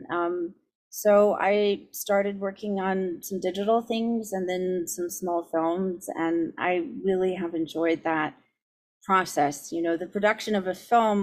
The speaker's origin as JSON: {"language": "English", "town": "San Diego", "region": "California", "country": "United States", "also_born_or_lived": "Cambridge / Los Angeles", "moved": "yes", "said": "I'm from San Diego originally"}